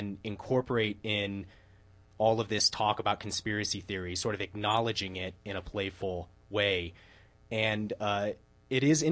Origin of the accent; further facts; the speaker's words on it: Denver, Colorado, United States; I was from Denver